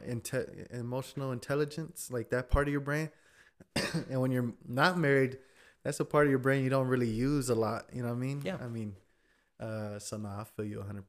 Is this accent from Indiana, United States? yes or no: no; Fort Worth, Texas, United States; also born or lived in between San Antonio and Austin, Texas; born and raised in Fort Worth, Texas